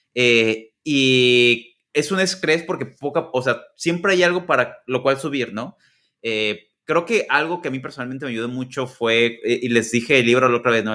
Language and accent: Spanish; Guadalajara, Jalisco, Mexico; moved away as an adult; now in United States; yo soy de Guadalajara.